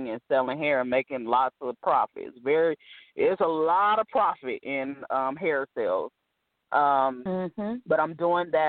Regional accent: California, United States; also born or lived in Ohio / Virginia; like I've lived in Ohio, Virginia. You know, I'm from California, but I've lived so many different places.

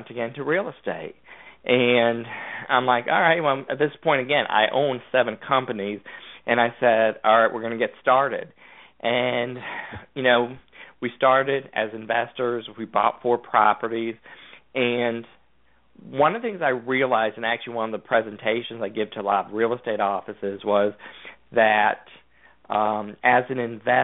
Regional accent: Connecticut, United States; moved away; also born or lived in Georgia; I grew up in Connecticut.

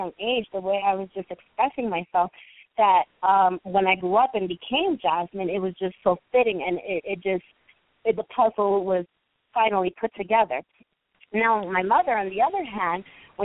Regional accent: New York City, New York, United States; I was born and raised in New York City.

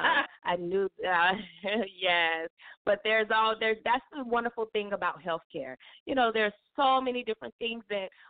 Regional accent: Fort Lauderdale, Florida, United States; I was born and raised in Fort Lauderdale, Florida

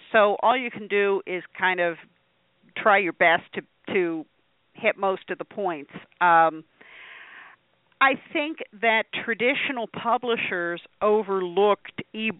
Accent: Pennsylvania, United States; Well, I grew up in northwestern Pennsylvania, just a little south of Erie. So if you look at the map of Pennsylvania, that little spur that goes up by the lake

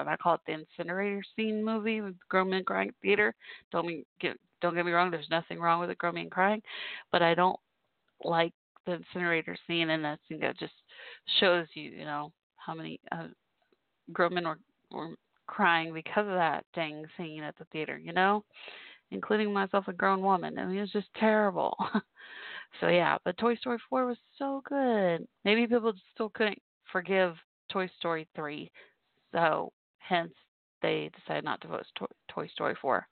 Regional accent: Dallas, Texas, United States; I'm from Dallas-Fort Worth, so Dallas Cowboys

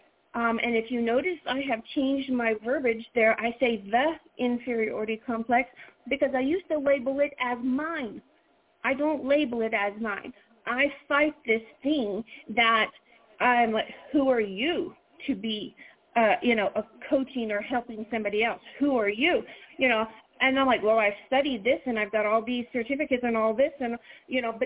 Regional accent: the South, United States; accent: Southern; I'm a Southerner

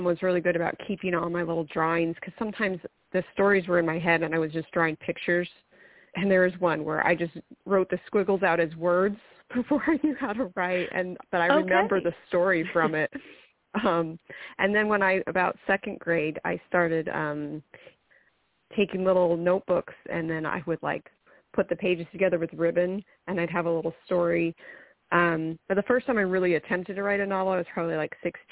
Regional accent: Mesa, Arizona, United States; I grew up in Mesa

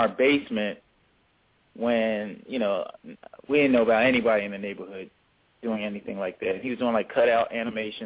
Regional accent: Philadelphia, Pennsylvania, United States; we grew up in Philadelphia in the 70s

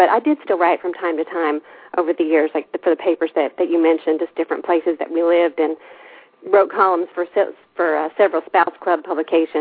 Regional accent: Altus, Oklahoma, United States; moved away as an adult; now in Germany; worked for my hometown paper in Altus

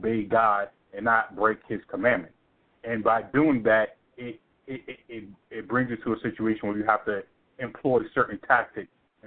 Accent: New York City, New York, United States; now in Atlanta, United States; I was born and raised in Brooklyn because that's where my father lived

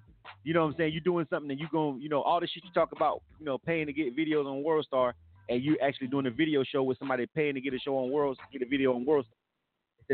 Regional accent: Panama City, Florida, United States; my hometown, Panama City, Bay County

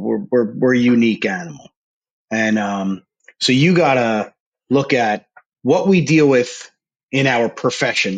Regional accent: New Jersey, United States; I grew up in Jersey.

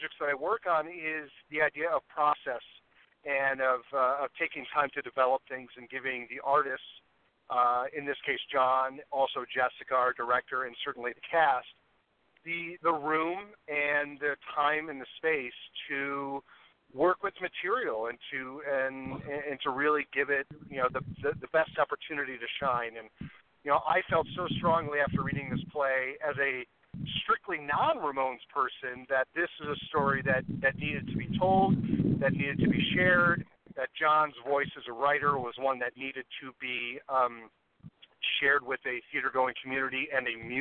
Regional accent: Chicago, Illinois, United States; moved away as an adult; now in Los Angeles, United States; I'm originally from Chicago, and I've been out in L.A. for a little over a decade now.

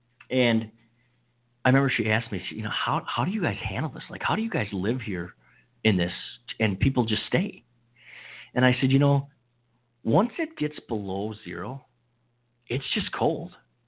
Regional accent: Upper Michigan and Wisconsin, Midwest, United States; moved away as an adult; also born or lived in St. Thomas; spent most of my youth and some of my adult years in cold weather between Upper Michigan and Wisconsin.

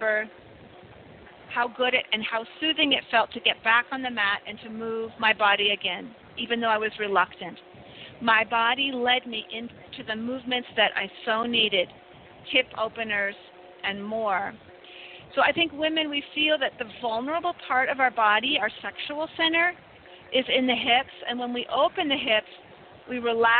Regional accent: United States; now in Mexico; I'm an American citizen, happen to be living in Mexico

